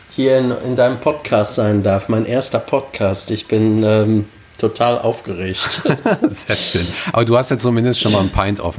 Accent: Lippstadt, North Rhine-Westphalia, Germany; ich bin 36 Jahre alt, ich komme aus Lippstadt, ähm, Ostwestfalen. Mein Vater ist ein Rohrpottler, meine Mutter kommt äh, aus der Nähe von Gütersloh.

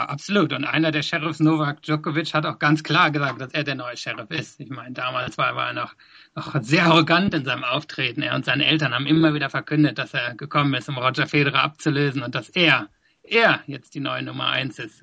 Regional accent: Germany; born or raised there; moved away as an adult; also born or lived in South Africa; now in London, United Kingdom

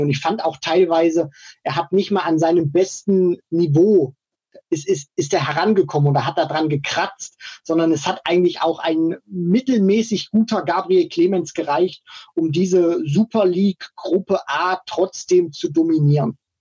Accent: Thuringia, Germany; ich komme ja auch aus, aus Thüringen.

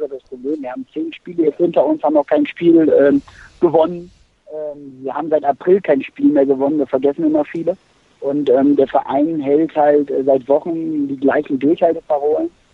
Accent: Aachen, North Rhine-Westphalia, Germany; moved away as an adult; now in Bremen, Germany; ich lebe mittlerweile in Bremen, bin aber eigentlich Rheinländer. Ich komme eigentlich aus Aachen

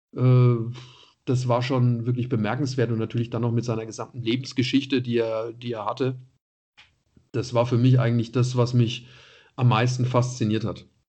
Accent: Nuremberg, Bavaria, Germany; moved away as an adult; also born or lived in Munich; dann war ich da Stadionsprecher bei Kräuter Fürth als Nürnberger

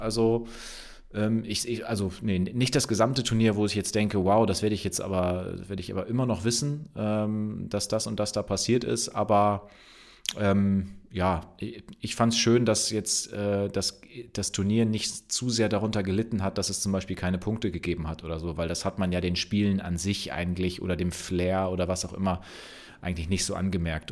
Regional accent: Bremen, Germany; für mich als Bremer

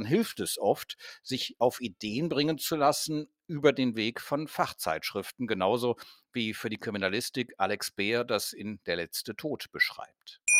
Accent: Cologne, North Rhine-Westphalia, Germany; also ich komme aus Köln. Wir haben beispielsweise den Kölnberg, wir haben äh, Chorweiler

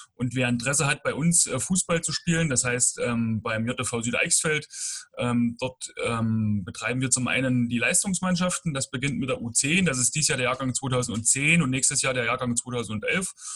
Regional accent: Bad Langensalza, Thuringia, Germany; komme gebürtig aus Bad Langsalza

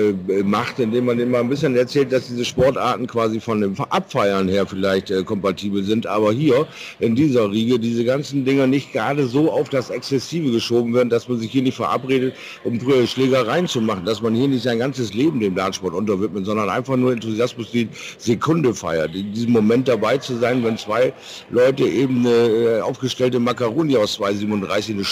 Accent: Rhineland, Germany; Und ich als echter Rheinländer kann sagen, es gibt nichts

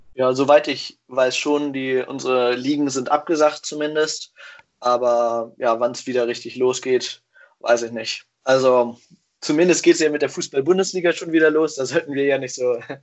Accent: Hanover, Lower Saxony, Germany; moved away as an adult; also born or lived in Whakatane, New Zealand; now in Kiel, Germany; Ich komme eigentlich aus Hannover

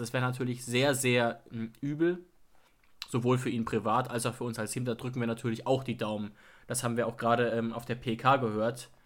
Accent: Germany; ich bin zufällig in Deutschland geboren

